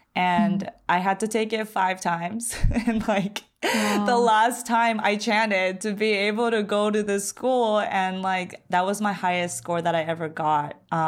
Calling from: Long Beach, California, United States; I am 30 years old. I'm calling from Long Beach, California

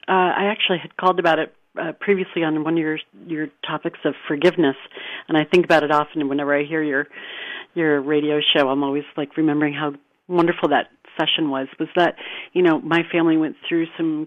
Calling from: California, United States; I'm calling from Northern California.

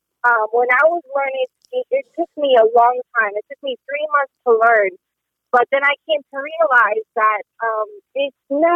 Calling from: Atlanta, Georgia, United States; Atlanta, Georgia.

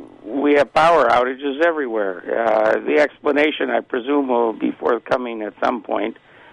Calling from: Detroit, Michigan, United States; calling from Detroit.

